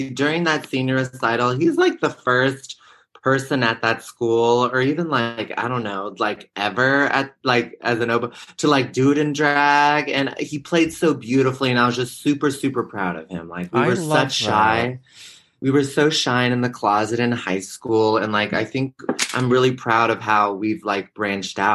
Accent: the Bay Area, California, United States; I'm from the Bay Area

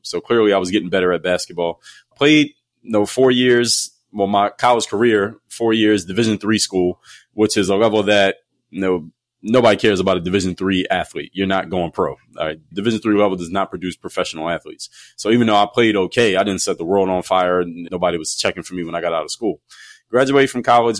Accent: Philadelphia, Pennsylvania, United States; moved away as an adult; from Philadelphia, I wanted to get out of my hometown

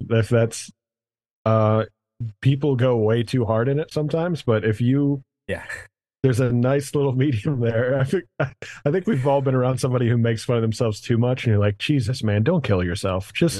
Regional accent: Louisiana, United States; It's like when someone's like, what's it like growing up in Louisiana? You're like, I don't know. I didn't grow up anywhere else.

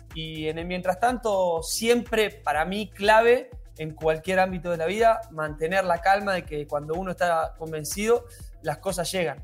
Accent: Argentina; siendo argentino

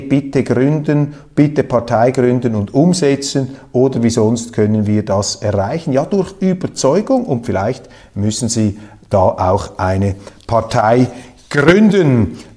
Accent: German-speaking Switzerland, Switzerland; die deutschsprachigen äh, äh, Schweizer

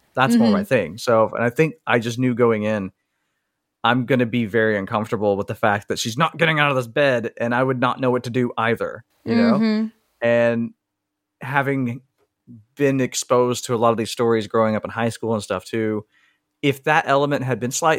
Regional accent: the South, United States; I'm from the South.

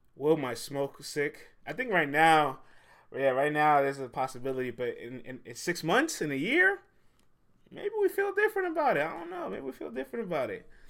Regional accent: New York City, New York, United States; I'm from the Bronx, man. The Boogie Down. I'm from the Boogie Down

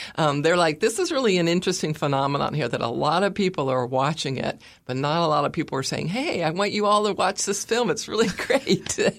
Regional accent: California, United States; I'm from California, like Caitlyn Jenner

